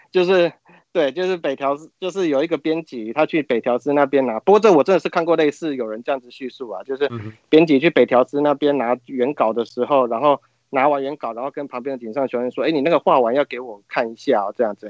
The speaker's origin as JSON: {"language": "Chinese", "country": "Taiwan", "tie": "born or raised there", "said": "就是我们小时候在台湾的人都会看他的励志书啊"}